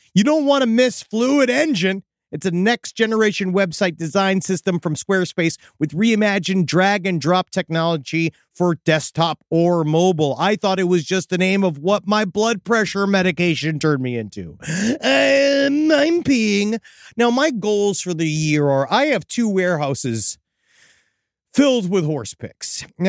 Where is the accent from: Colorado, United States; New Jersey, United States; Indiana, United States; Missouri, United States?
Missouri, United States; St. Louis; Because he knows me. I'm a city guy. I'm from St. Louis.